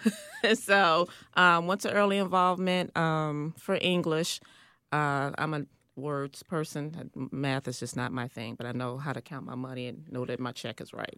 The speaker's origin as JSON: {"language": "English", "town": "Chicago", "region": "Illinois", "country": "United States", "tie": "born or raised there", "said": "I grew up on the South Side, um, the nickname of the neighborhood is called Rack City"}